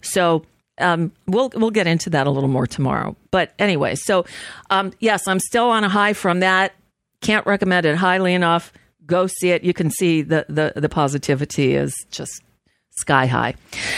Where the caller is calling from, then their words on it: United States; Yes, hi. I'm calling from the United States. I'm just concerned about what's happening over there today.